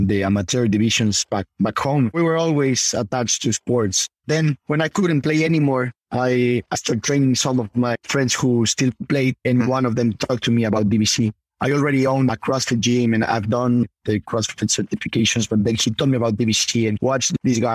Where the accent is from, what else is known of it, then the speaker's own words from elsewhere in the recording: Puebla, Mexico; Puebla, my hometown